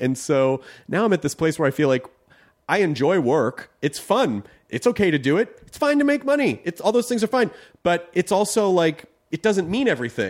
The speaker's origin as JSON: {"language": "English", "region": "the South", "country": "United States", "tie": "born or raised there", "said": "And you know, like I grew up in the South"}